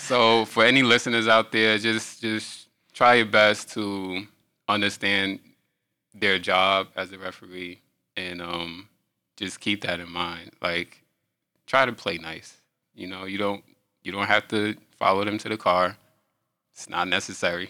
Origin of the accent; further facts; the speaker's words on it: New York, United States; I'm from New York